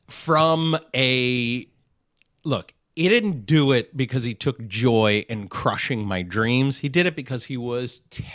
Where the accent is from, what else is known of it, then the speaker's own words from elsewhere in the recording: Northeast, United States; Yeah, I grew up on the Eastern Seaboard, right outside New York and Connecticut.